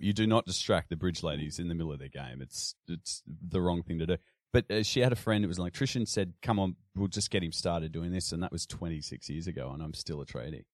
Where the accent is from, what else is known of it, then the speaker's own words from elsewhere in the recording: Sydney, New South Wales, Australia; I grew up in, uh, western Sydney, in a little place called Carlingford